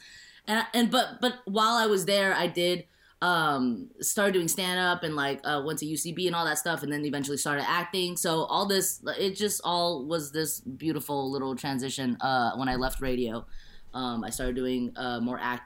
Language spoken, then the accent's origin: English; San Gabriel Valley, California, United States; also born or lived in Shanghai, China; now in Los Angeles, United States; growing up in the San Gabriel Valley, I did grow up with a lot of Asians